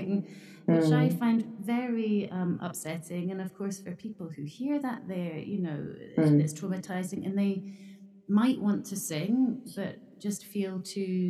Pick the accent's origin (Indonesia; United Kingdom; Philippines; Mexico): United Kingdom; Scotland; moved away as an adult; now in Japan; I grew up in Scotland